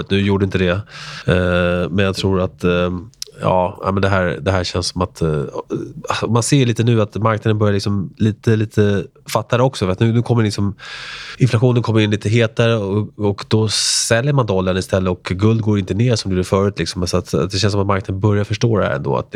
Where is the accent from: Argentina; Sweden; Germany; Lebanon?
Argentina; born there; jag är född i Argentina som …